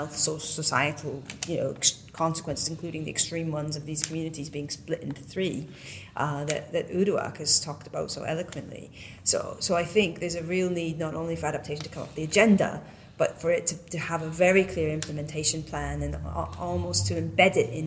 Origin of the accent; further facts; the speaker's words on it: Western Canada, Canada; moved away; I come from Western Canada